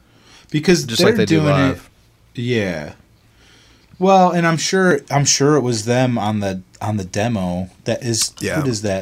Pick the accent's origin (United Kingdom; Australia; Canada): Australia; Sydney, New South Wales; I'm from Sydney, Australia.